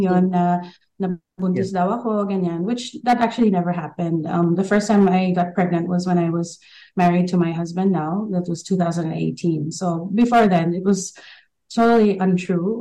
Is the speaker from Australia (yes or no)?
yes; Queensland, Australia; moved away as an adult; also born or lived in Philippines; I was born and raised in Queensland, but 99, I officially moved to the Philippines to try out acting and I lived there for almost 10 years